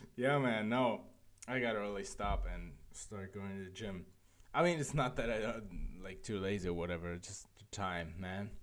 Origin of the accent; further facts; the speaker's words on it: Frankfurt, Hesse, Germany; now in Berlin, Germany; Frankfurt, my hometown.